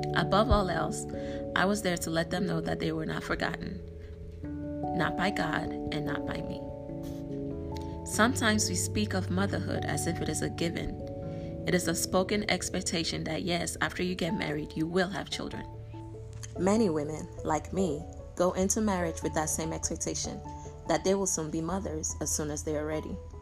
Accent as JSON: {"language": "English", "country": "Nigeria", "said": "As a Nigerian"}